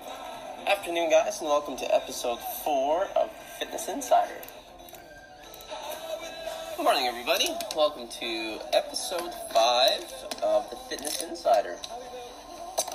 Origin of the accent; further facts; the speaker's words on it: Calgary, Alberta, Canada; I am 26 years old, born and raised in Calgary, Alberta, Canada